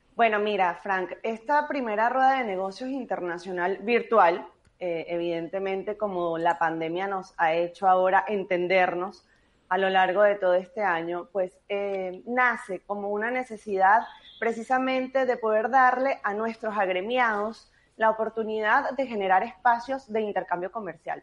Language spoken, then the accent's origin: Spanish; Venezuela; moved away; como venezolanos en el mundo